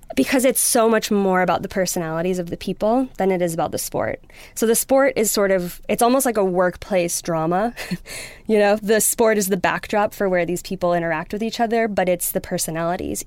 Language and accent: English; Wisconsin, United States; moved away as an adult; also born or lived in New York; now in London, United Kingdom; I grew up in Wisconsin with a dad who was very into motorsports